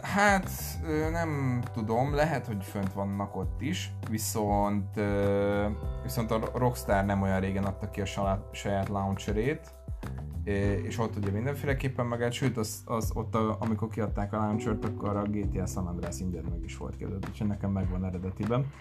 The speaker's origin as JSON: {"language": "Hungarian", "town": "Kecskemét", "region": "Bács-Kiskun", "country": "Hungary", "moved": "yes", "said": "nálam otthon Kecskeméten"}